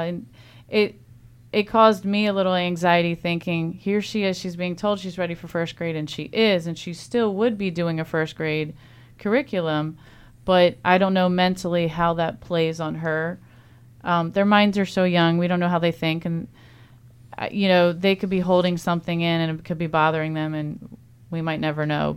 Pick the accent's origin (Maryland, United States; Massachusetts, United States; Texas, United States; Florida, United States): Maryland, United States; Eastern Shore of; now in Frederick County, Maryland, United States; I grew up on the Eastern Shore